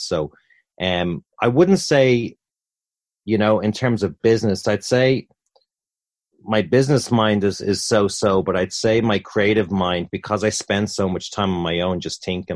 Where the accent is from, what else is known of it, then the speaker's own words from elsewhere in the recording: Dublin, Leinster, Ireland; moved away as an adult; also born or lived in Tampa / Orlando; in the centre of Dublin from my childhood.